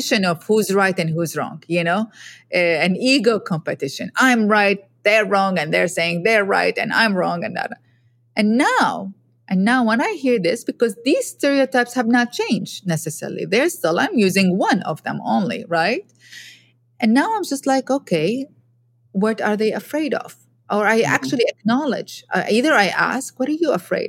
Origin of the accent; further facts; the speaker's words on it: Iraq; I'm a woman from Iraq